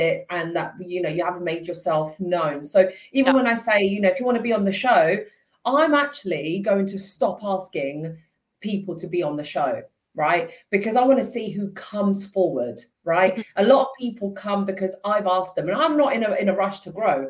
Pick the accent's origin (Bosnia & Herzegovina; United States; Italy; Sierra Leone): Italy; now in Hertfordshire, United Kingdom; me being Italian, like I grew up in Italy